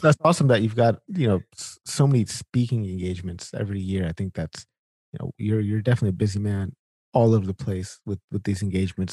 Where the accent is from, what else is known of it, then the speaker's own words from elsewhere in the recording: Sacramento, California, United States; moved away as an adult; now in Winnipeg, Canada; I grew up in in Sacramento, California